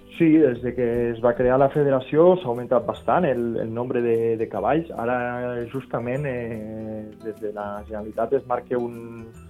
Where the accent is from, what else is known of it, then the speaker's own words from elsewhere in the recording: Val d'Aran, Catalonia, Spain; jo soc de la Vall d'Aran i normalment parlem l'aranès